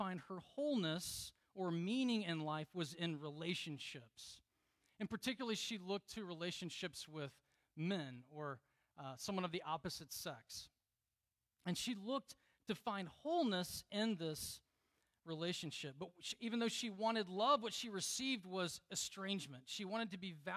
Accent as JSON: {"language": "English", "region": "Deep South", "country": "United States", "tie": "born or raised there", "said": "I grew up in the Deep South where, you know, you could party on Saturday night and go to church on Sunday"}